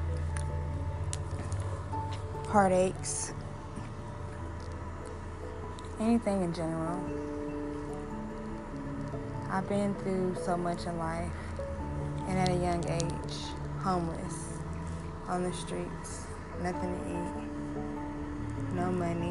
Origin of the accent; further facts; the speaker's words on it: Oklahoma City, Oklahoma, United States; I'm originally from Oklahoma City